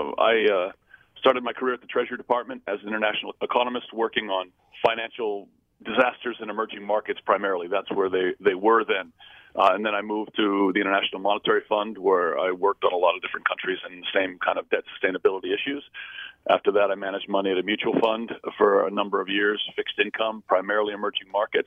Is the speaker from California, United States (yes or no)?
yes; California, United States; And now I run a glorified private family office from my hometown in California.